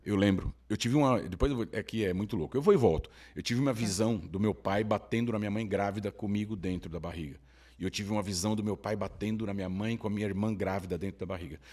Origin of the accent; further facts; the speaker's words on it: São Paulo, Brazil; Eu cresci na Cracolândia.